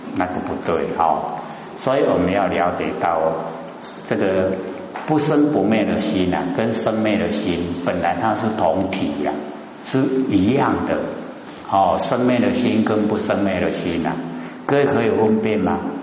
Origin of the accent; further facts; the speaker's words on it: Taiwan; 我们台湾话讲的是最好了，叫做过身